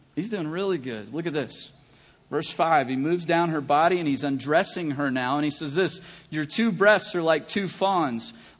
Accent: Kentucky, United States; I'm from Kentucky

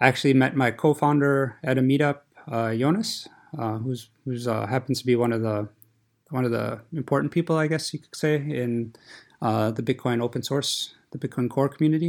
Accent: United States; moved away as an adult; now in Zurich, Switzerland; I'm originally from America, and what brought me to Switzerland was to be a group leader at the university here at ATH Zurich.

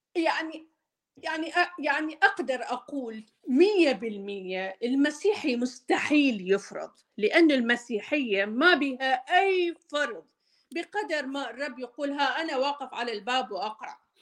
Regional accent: Mosul, Nineveh, Iraq; accent: Maslawi (Mosul) dialect; also born or lived in Baghdad; now in United States; انا عراقيه و احكي اللهجه المصلاويه اكثر من البغداديه

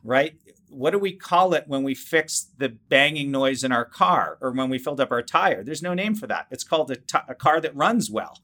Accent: Cambridge, Massachusetts, United States; I grew up in the Boston area in Cambridge, Massachusetts

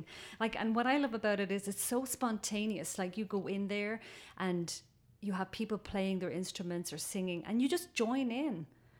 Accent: Dublin, Leinster, Ireland; moved away as an adult; also born or lived in England; now in Canada; So I was born in Dublin, raised in a suburb of Dublin.

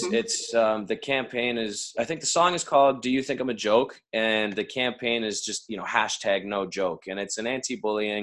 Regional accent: Canada; we're from Canada

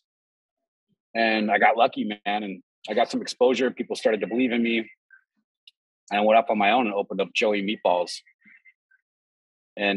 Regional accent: Minneapolis, Minnesota, United States; being born and raised in the Twin Cities my whole fucking life

